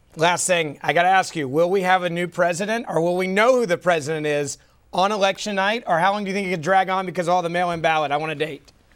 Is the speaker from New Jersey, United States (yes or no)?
no; Memphis, Tennessee, United States; my hometown of Memphis.